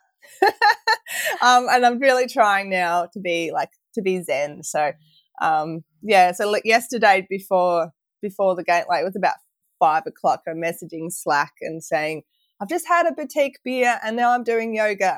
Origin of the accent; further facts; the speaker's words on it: Victoria, Australia; felt more like a Victorian than Australian than ever